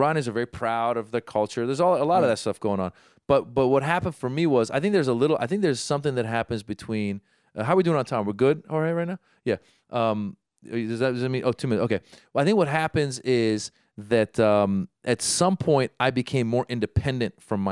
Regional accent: Northern California, United States; now in Los Angeles, United States; growing up in Northern California

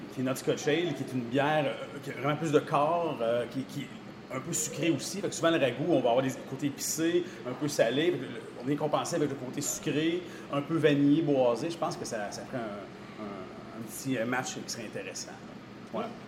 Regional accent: Sherbrooke, Quebec, Canada; now in Rivière-du-Loup, Canada; je ne suis pas de la région. je viens de Sherbrooke

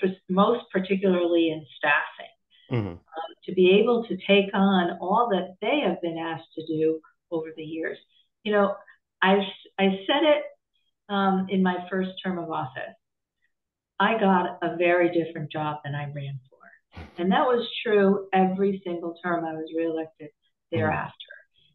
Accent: Hamden, Connecticut, United States; also born or lived in West Haven; Well, it's a little bit like coming home for me. I grew up in Hamden and West Haven.

